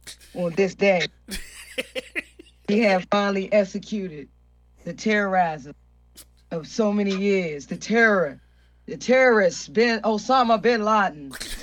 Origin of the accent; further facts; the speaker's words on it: Jamaica; I'm Jamaican, so we got fucked by everybody.